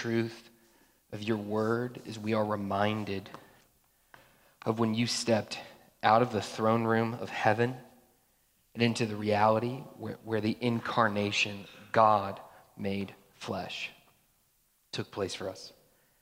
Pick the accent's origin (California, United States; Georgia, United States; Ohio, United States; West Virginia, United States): Georgia, United States; I grew up in Georgia